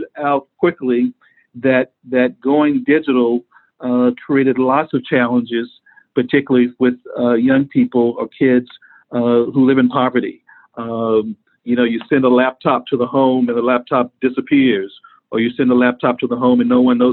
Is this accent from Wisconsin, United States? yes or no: no; Dallas, Texas, United States; moved away as an adult; also born or lived in Atlanta; the community in which I grew up in Dallas, Texas